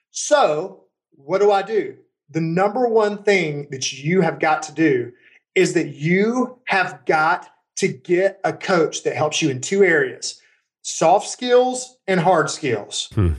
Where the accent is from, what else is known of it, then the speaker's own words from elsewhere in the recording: Birmingham, Alabama, United States; I grew up in Birmingham, Alabama. My dad's a steelworker. My mom's a substitute teacher.